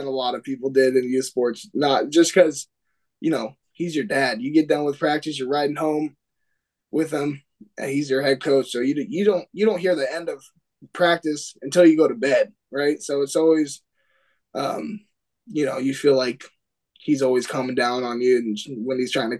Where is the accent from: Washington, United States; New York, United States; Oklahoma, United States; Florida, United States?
Washington, United States; Ferndale; we're from Ferndale